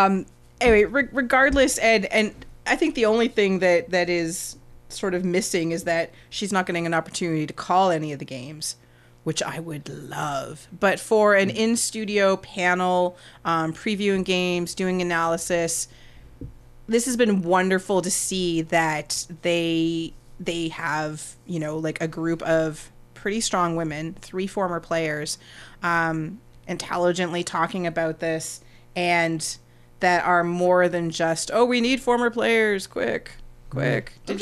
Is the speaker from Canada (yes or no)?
yes; Canada; Please do this for us, like, as Canadian soccer fans, or just as soccer fans.